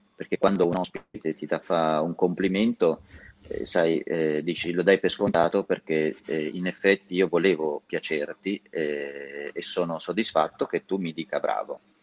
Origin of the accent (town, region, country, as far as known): Castelmartini, Tuscany, Italy; born or raised there; now in Lombardy, Italy